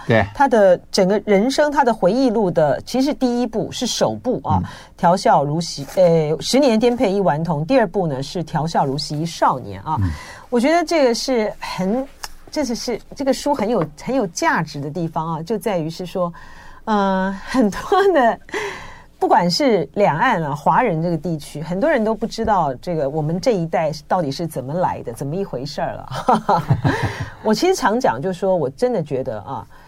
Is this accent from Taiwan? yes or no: yes; Taiwan; 因为我们就是在台湾，呃，成长，然后呢，我们经历了台湾的两岸的之间的隔绝啊